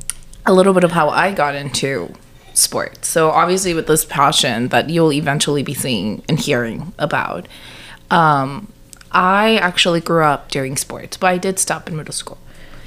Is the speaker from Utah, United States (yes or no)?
no; South Texas, United States; we're from Texas. So very South Texas, where people are very passionate about the Cowboys.